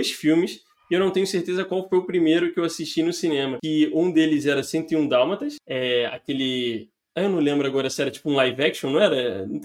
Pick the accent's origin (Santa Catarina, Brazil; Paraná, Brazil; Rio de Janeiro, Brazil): Rio de Janeiro, Brazil; born there; ainda mais por ser na Tijuca, né? A região onde nasci e tudo mais, muito forte.